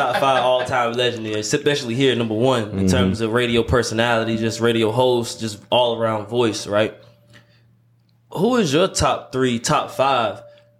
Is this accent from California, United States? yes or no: no; Charlotte, North Carolina, United States; So like I'm from Charlotte